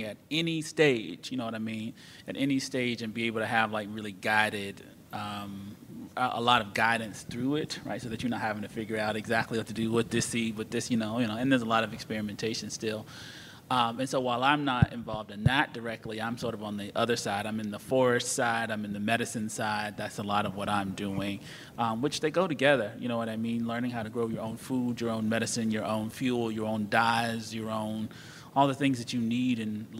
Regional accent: North Carolina, United States; I'm from North Carolina.

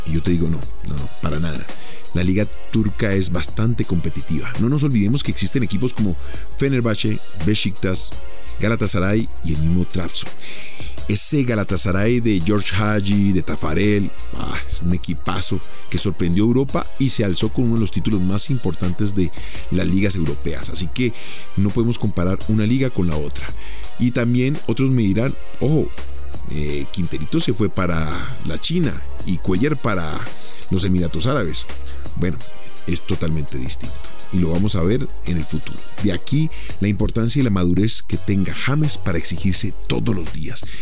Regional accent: Colombia

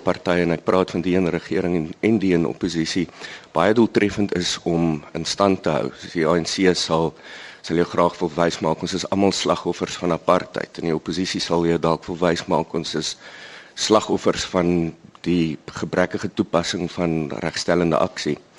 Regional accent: South Africa; ons as Suid-Afrikaners

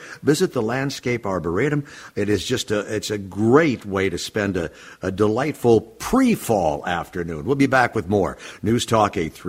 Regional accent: Minneapolis, Minnesota, United States; I grew up in South Minneapolis

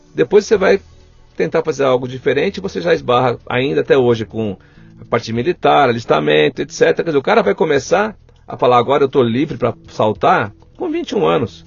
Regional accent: Guarulhos, São Paulo, Brazil; Eu nasci aqui pertinho, no Hospital do Servidor Público Estadual

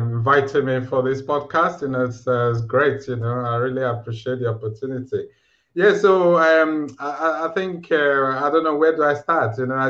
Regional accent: Nigeria; moved away as an adult; also born or lived in Aberdeen, United Kingdom; now in United Kingdom; I'm originally from Nigeria, you know, and I moved to the UK 2008

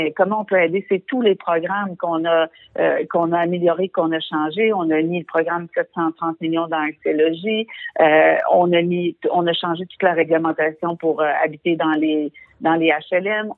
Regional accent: Quebec, Canada; en tant que Québécois

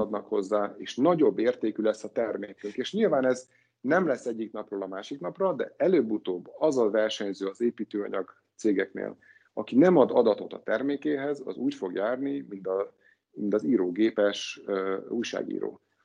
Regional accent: Hungary; mint magyar állampolgár

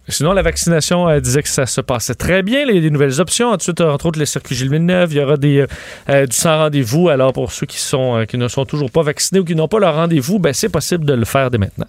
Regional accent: Quebec City, Quebec, Canada; je viens de Québec

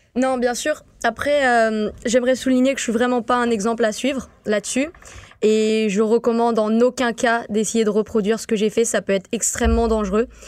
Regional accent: St. Martin; moved away; je viens de Saint-Martin, je suis pas habituée à tout ça, euh, de voir des gros autobus comme ça, des grandes routes, même la neige

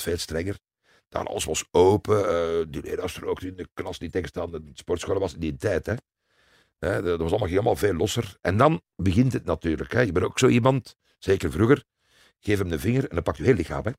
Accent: Leuven, Flanders, Belgium; Ik ben geboren in Leuven

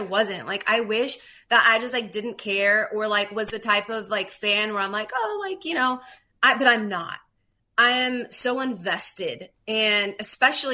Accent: Southern California, United States; I grew up in Southern California

